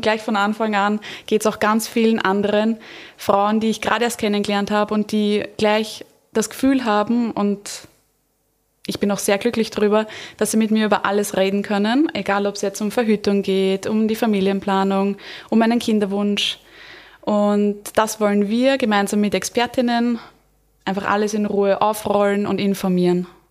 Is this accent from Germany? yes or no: no; Vienna, Austria; ich bin aus Wien, und ich bin Hebamme